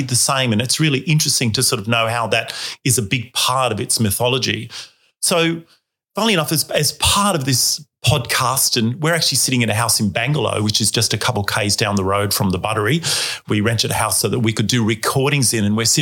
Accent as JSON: {"language": "English", "town": "Sydney", "region": "New South Wales", "country": "Australia", "said": "I'm not from this area. I'm actually from Sydney"}